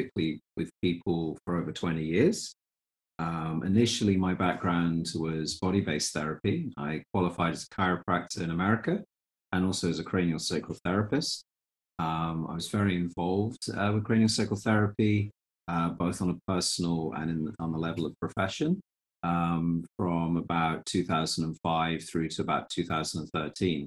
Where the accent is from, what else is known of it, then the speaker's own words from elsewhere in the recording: Fife coastline, Scotland, United Kingdom; I have memories maybe as early as 4 years old and growing up on the Fife coastline